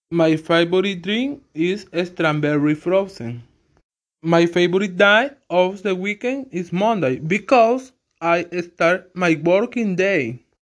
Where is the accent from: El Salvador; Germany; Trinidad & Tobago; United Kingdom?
El Salvador; English is a second language; also born or lived in Ilopango, El Salvador; I'm from El Salvador. I living in Ilopango City. I'm 24 years old. My birthday is on September 6th.